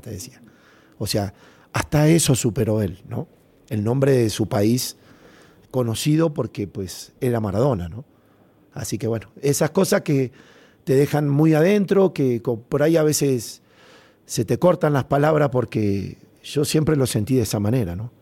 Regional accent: Argentina; todos los argentinos nos levantábamos temprano

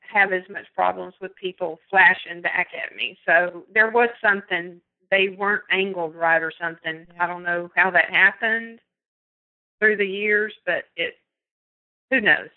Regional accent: East Texas, United States; I'm from East Texas

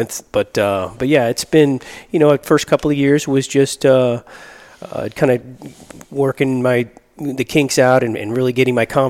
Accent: Miami, Florida, United States; moved away as an adult; now in Tampa, United States; born and raised in Miami. I got Cuban parents

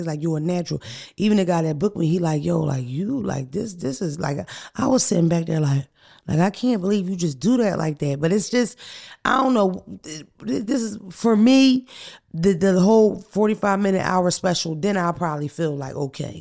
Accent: Philadelphia, Pennsylvania, United States; I'm from North Philly

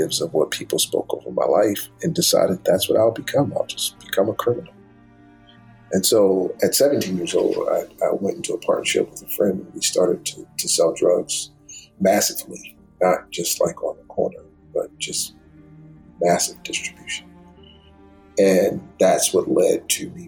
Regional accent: Baltimore, Maryland, United States; moved away as an adult; Going to Oral Roberts University was culture shock for a kid growing up in Baltimore

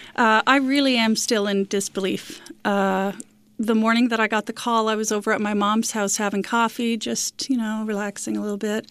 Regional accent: Corner Brook, Newfoundland and Labrador, Canada; also born or lived in St. John's, Newfoundland and Labrador; They raised my siblings and I in beautiful Corner Brook on the West Coast

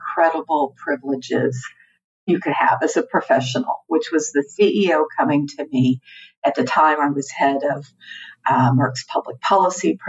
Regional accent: Houston, Texas, United States; moved away as an adult; also born or lived in Washington, D.C.; I'm from Houston, Texas originally

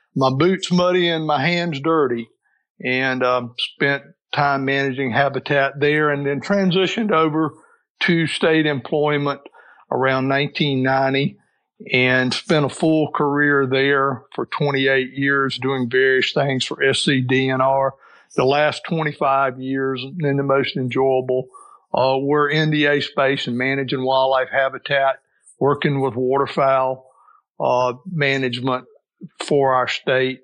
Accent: Aiken County, South Carolina, United States; I'm a native South Carolinian. I grew up in Aiken County along the Savannah River.

